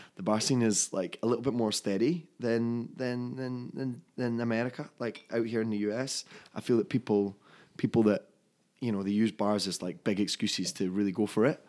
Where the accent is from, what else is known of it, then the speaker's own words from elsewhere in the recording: Dunfermline, Scotland, United Kingdom; my hometown in Scotland of Dunfermline